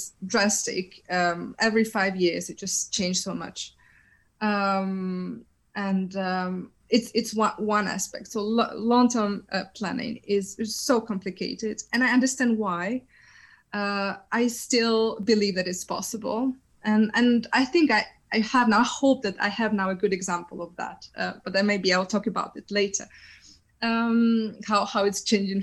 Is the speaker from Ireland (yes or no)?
no; Ukraine; moved away; I'm coming from Ukraine